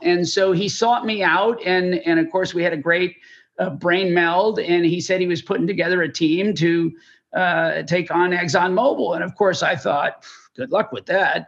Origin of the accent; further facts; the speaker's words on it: Texas, United States; I'm from Texas, I'm sitting in Texas